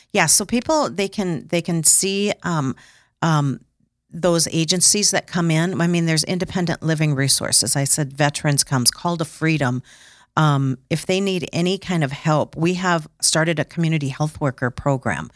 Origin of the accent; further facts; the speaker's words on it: Sioux Falls, South Dakota, United States; I am from Sioux Falls.